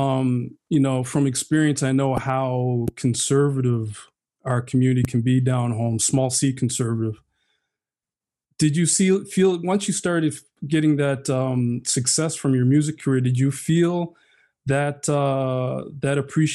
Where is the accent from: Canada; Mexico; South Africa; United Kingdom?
Canada; Halifax, Nova Scotia; I grew up with my mother's family over in Halifax